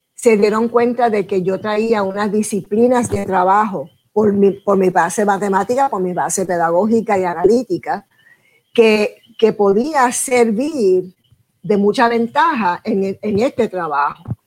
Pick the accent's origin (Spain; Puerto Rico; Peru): Puerto Rico; mi país